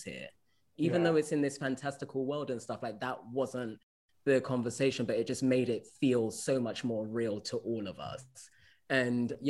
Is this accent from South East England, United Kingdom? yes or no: no; London, United Kingdom; moved away; I'm British originally, like I grew up in London